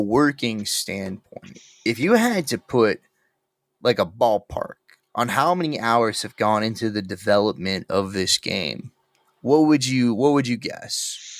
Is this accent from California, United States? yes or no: yes; Santa Cruz, California, United States; I grew up in Santa Cruz. We're right next to Silicon Valley tech companies.